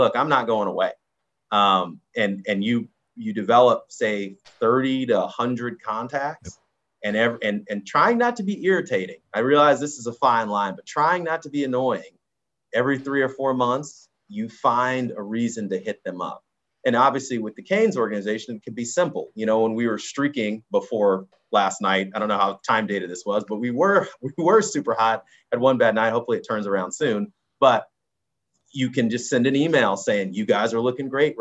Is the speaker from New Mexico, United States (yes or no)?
no; Orange County, California, United States; moved away; I grew up in Orange County, California